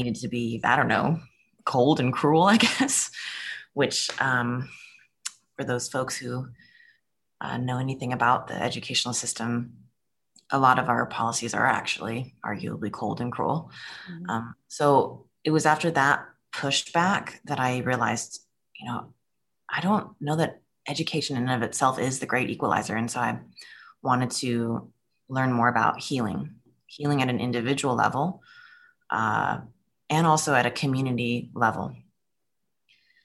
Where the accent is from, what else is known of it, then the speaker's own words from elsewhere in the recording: California, United States; I'm originally from California